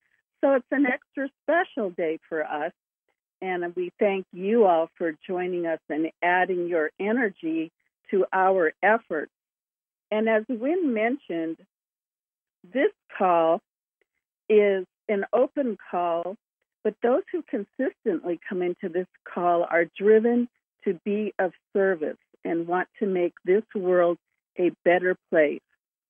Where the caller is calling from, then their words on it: Julian, California, United States; from Julian, and I want to welcome everyone to the Whole Planet Healing Conference call.